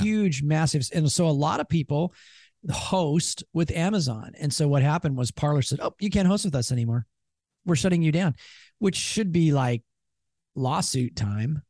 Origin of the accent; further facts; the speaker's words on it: Seattle, Washington, United States; we're from Seattle